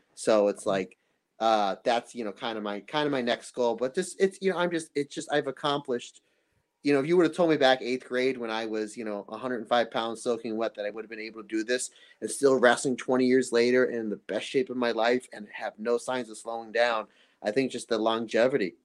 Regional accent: United States; I'm obviously from America

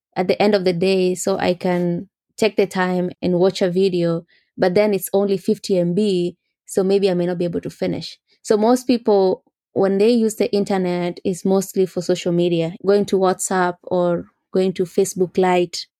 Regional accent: Mogotio, Baringo County, Kenya; moved away as an adult; also born or lived in Chicago, United States; now in United States; I grew up in Mogotio, which is, yes, four hours from Nairobi.

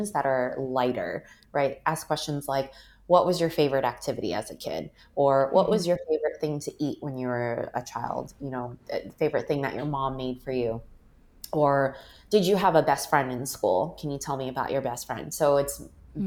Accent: United States; growing up, there was always the sense of I don't really belong in America because people look at me and they don't think I'm American

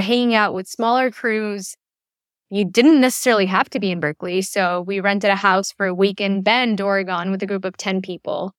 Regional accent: Chile; moved away; also born or lived in United States; I was born and raised in Chile, though I lived in the U S for a brief period

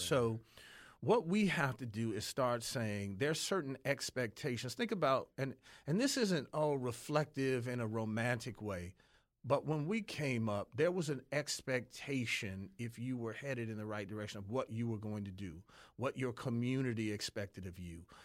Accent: Detroit, Michigan, United States; I grew up in Detroit.

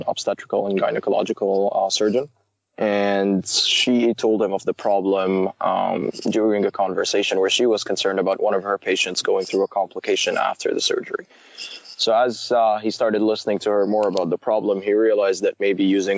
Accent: Saudi Arabia; moved away as an adult; also born or lived in Waterloo, Canada; now in Canada; I was born and raised in Saudi Arabia, went to elementary, middle school, and high school over there

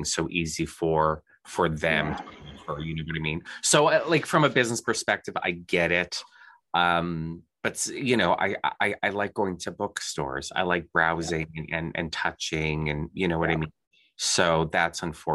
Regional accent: Thunder Bay, Ontario, Canada; Thunder Bay, the city that my hometown

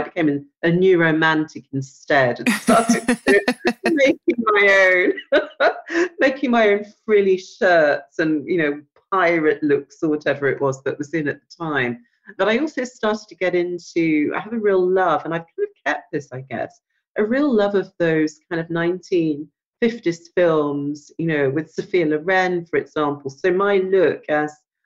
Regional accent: near Bristol, South West England, United Kingdom; I studied for my first degree in what was Bristol Polytechnic, near where I grew up

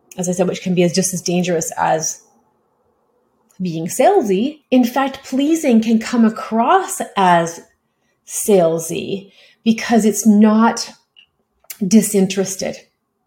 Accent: Canada; I'm a Canadian

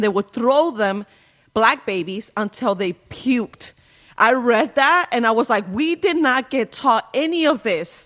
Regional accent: Indiana, United States; also born or lived in Mexico; I grew up in Mexico until I was 10. And then from that point forward, I grew up in Indiana

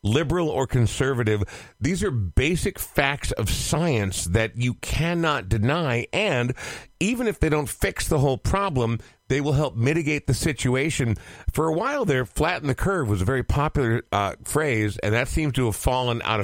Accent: Coon Rapids, Minnesota, United States; I grew up in Coon Rapids. For those listening who are not from Minnesota, it's like a third/fourth tier northern suburb.

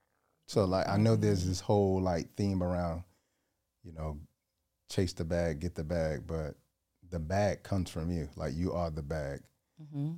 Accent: Georgia, United States; Georgia, yeah.

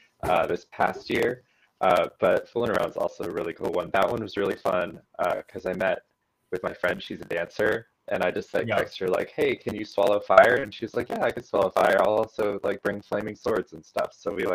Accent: Austin, Texas, United States; Yeah, I'm from Austin.

